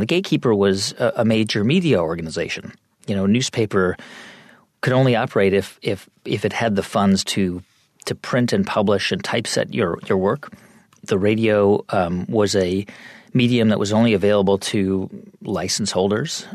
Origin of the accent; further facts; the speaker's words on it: California, United States; moved away as an adult; I grew up in California and I grew up in a pretty diverse community